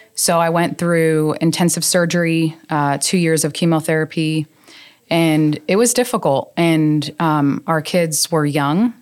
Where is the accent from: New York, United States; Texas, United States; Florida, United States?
New York, United States; moved away as an adult; also born or lived in Arizona; now in South Carolina, United States; born and raised in New York. Uh, moved to Arizona when I was a young adult